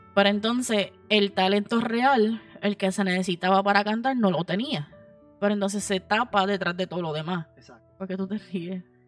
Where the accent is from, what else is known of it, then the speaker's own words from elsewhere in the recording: United States; moved away; yo me crié en Estados Unidos